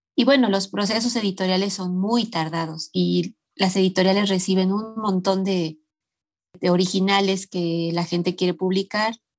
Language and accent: Spanish; Mexico City, Mexico; yo nací aquí en la Ciudad de México. Em, eh, nací en un barrio muy popular, que la colonia se llama Ramos Millán